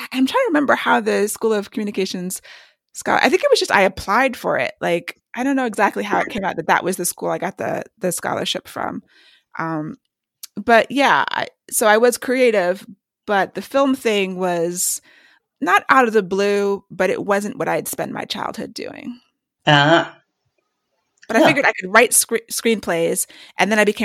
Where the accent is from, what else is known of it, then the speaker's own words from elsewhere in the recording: Maryland, United States; also born or lived in New York / Washington, D.C. / New Jersey; born in New York, and then we lived in D.C. and then New Jersey and finally Maryland. So I call Maryland home because I've lived here since I was about 10, but the first 10 years we moved around a lot